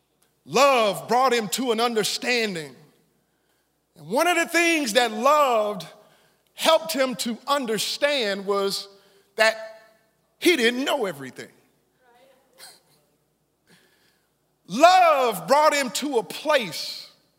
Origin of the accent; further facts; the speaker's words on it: Silsbee, Texas, United States; as a young boy growing up in Silsbee, Texas, I lived in a neighborhood on 405 South 15th Street.